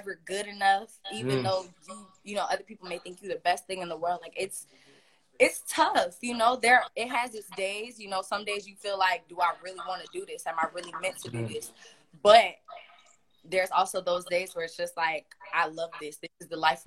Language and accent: English; Palm Beach, Florida, United States; I'm from Palm Beach